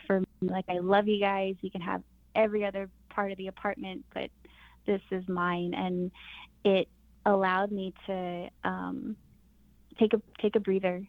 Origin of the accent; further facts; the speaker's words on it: Crystal, New Mexico, United States; I'm from Crystal, New Mexico.